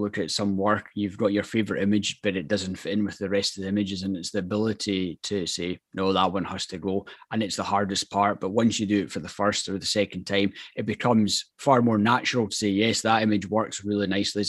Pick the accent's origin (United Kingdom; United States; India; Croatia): United Kingdom; Scotland; as a Scotsman